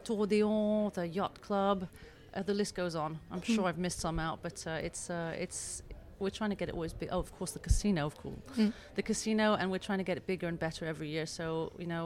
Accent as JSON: {"language": "English", "town": "Beaulieu-sur-Mer", "region": "Provence-Alpes-Côte d'Azur", "country": "France", "tie": "born or raised there", "said": "I grew up here in Beaulieu-sur-Mer and from English and American parents."}